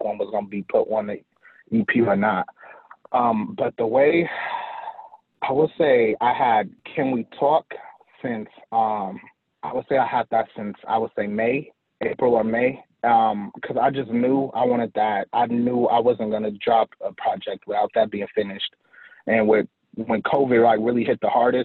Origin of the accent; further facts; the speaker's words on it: Grand Rapids, Michigan, United States; I am from Michigan. I am in this unknown city called Grand Rapids, which is like 2 hours from Detroit